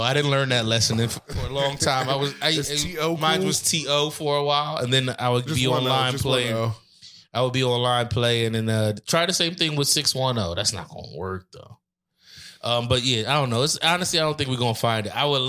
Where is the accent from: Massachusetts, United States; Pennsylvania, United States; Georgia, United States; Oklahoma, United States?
Pennsylvania, United States; Reading; moved away; I was from Reading, PA